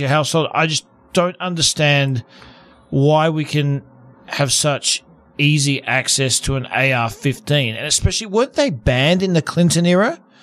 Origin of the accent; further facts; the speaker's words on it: Australia; now in United States; I'm originally from Australia, even though I'm an American citizen now